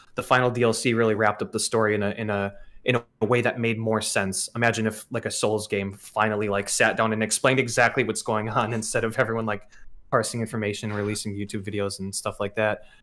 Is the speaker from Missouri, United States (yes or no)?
no; Wisconsin, United States; growing up in Wisconsin